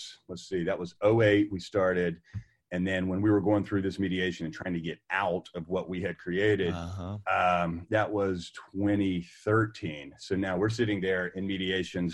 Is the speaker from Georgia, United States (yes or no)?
no; North Carolina, United States; I was that guy in my hometown, like, oh my gosh, like, why are you open 7 to 7? We were the first people open 7 a.m. to 7 p.m. We were the first people open on Saturdays. And the regulatory pressure with this corporate group in the state of North Carolina